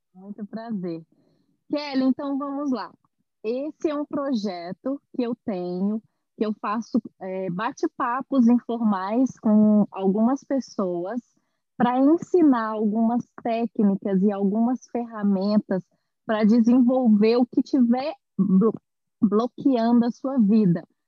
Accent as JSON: {"language": "Portuguese", "town": "Belo Horizonte", "region": "Minas Gerais", "country": "Brazil", "tie": "born or raised there", "moved": "as an adult", "lives_now": "São Paulo, Brazil", "said": "eu sou de Belo Horizonte, eu nasci em Belo Horizonte, mas eu moro em São Paulo há quatro anos"}